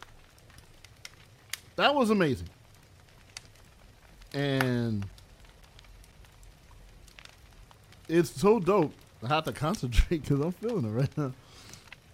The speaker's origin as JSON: {"language": "English", "region": "West Coast", "country": "United States", "tie": "born or raised there", "said": "I grew up out here"}